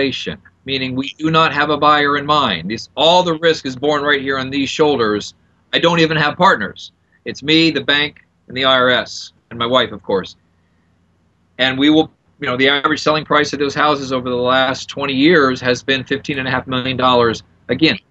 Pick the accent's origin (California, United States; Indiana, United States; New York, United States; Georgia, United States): Indiana, United States; moved away as an adult; also born or lived in South Florida; now in Florida, United States; I came to Florida from Indiana. I lived on a farm in Indiana, just a corn-fed country boy.